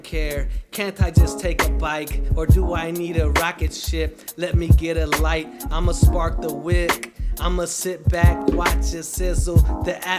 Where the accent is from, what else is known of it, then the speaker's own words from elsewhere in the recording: Las Vegas, Nevada, United States; I'm born and raised in Las Vegas, and I went to UNLV